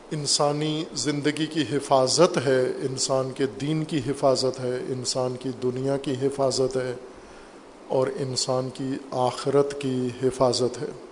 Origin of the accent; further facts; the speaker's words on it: Pakistan; ہم پاکستانی ہیں